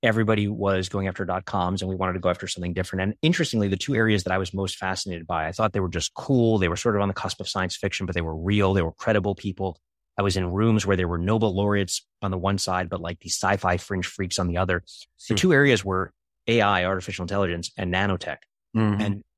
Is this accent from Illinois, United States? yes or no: no; Brooklyn, New York, United States; growing up in Coney Island, Brooklyn, and being around scammers and being lied